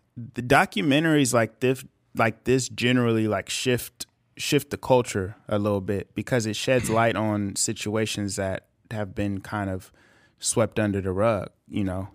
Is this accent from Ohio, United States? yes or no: no; Bakersfield, California, United States; we're from Bakersfield